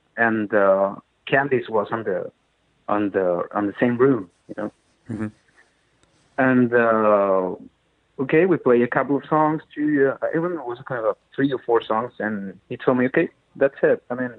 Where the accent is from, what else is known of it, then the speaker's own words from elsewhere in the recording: Chile; now in Madrid, Spain; Yeah, I was in Madrid in 2015. I moved from Chile to Madrid in 2009.